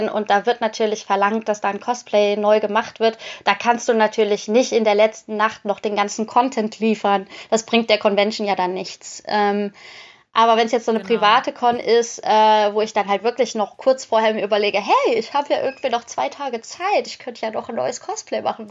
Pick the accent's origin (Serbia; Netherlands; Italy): Netherlands; moved away; weil ich gebürtig aus den Niederlanden komme